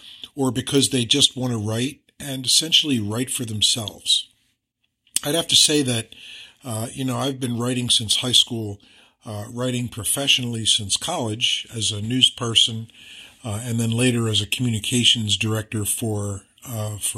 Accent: Philadelphia, Pennsylvania, United States; my hometown of Philadelphia

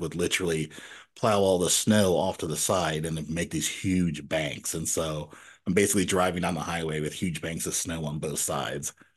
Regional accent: Nashville, Tennessee, United States; moved away; also born or lived in Elmira, New York; once we left New York, we moved to Nashville, Tennessee. So we lived in Nashville, Tennessee for ten years

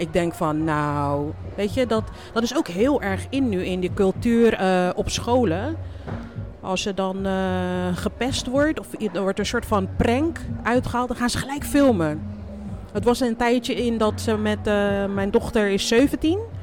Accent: Groningen, Netherlands; now in Rotterdam, Netherlands; mijn kindertijd heb ik in Groningen doorgebracht

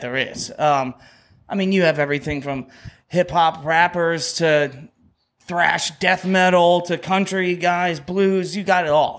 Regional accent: Dauphin, Pennsylvania, United States; Aces up in Dolphin, which We love that bar. That's my hometown.

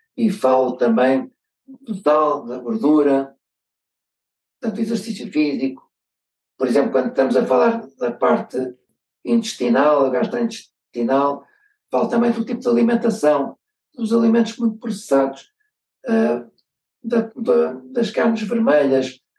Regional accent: Amadora, Lisbon, Portugal; eu nasci na Amadora, numa altura em que a Amadora era uma terra relativamente pequena, onde as pessoas se conheciam todas. Fiz a instrução primária num colégio aqui na Amadora

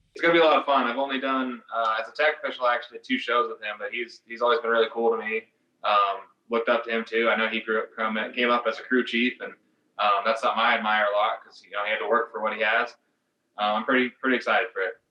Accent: West Coast, United States; I'm from the West Coast

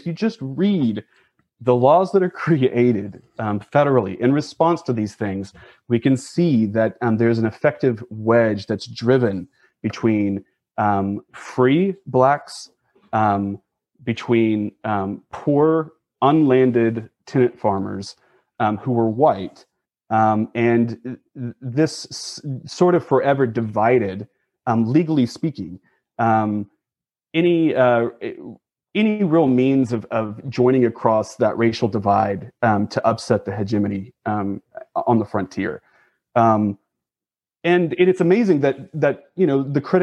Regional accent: Oklahoma, United States; I grew up in Oklahoma in an evangelical Christian school where my mom taught

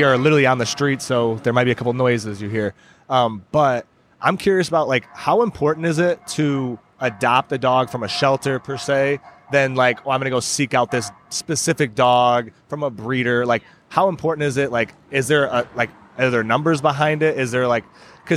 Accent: Michigan, United States; we're from Michigan

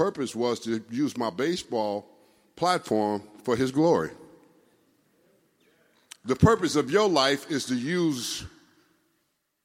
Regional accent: Los Angeles, California, United States; I grew up here in California, went to Crenshaw High.

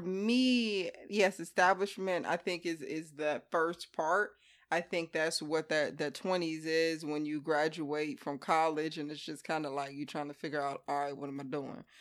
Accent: Hampton, Virginia, United States; moved away as an adult; we're identical twins, born and raised on the East Coast.

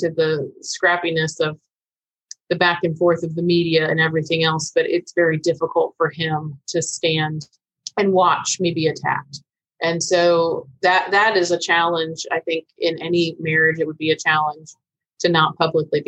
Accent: Vero Beach, Florida, United States; when I returned to Vero Beach, my hometown

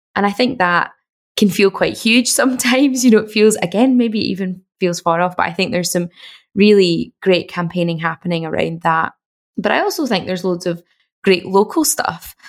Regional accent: Glasgow, Scotland, United Kingdom; I'm from Glasgow and I lived in Glasgow at the time

